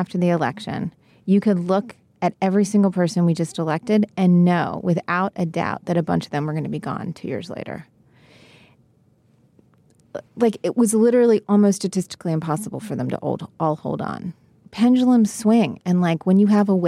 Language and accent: English; West Virginia, United States; I'm from West Virginia